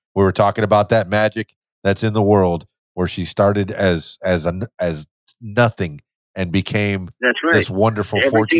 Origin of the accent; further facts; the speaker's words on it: Miami, Florida, United States; moved away; I was born and raised in Miami.